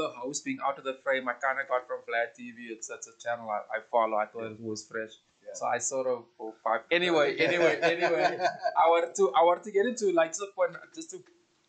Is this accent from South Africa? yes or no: yes; South Africa; And I'm talking mostly from South African perspective.